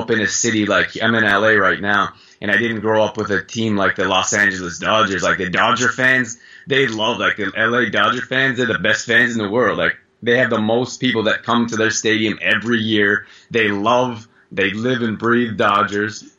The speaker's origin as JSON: {"language": "English", "country": "Canada", "tie": "born or raised there", "moved": "as an adult", "said": "I grew up in Canada."}